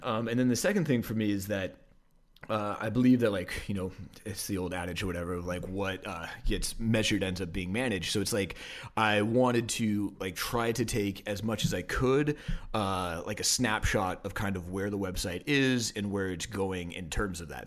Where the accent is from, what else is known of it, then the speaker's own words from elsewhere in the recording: Portland, Oregon, United States; also born or lived in Denver, Colorado; I was born in Denver, but only lived there till I was about three, and then moved okay. uh, to Portland, Oregon